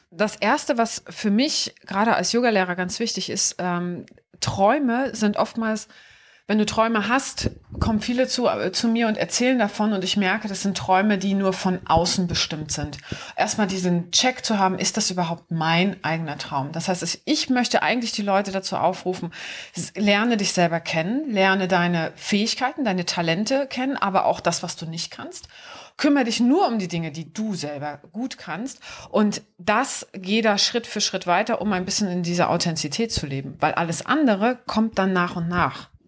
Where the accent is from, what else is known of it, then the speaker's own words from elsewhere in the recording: Wiesbaden, Hesse, Germany; Wiesbaden ist für mich meine Heimat.